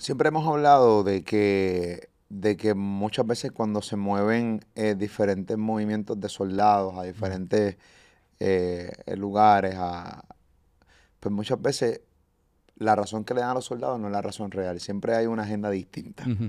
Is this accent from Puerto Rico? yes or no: yes; Puerto Rico; los mismos puertorriqueños